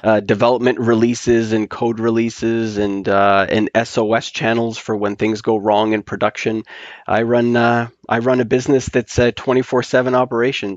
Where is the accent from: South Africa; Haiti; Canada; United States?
Canada; now in Toronto, Canada; we are Canadian snowbirds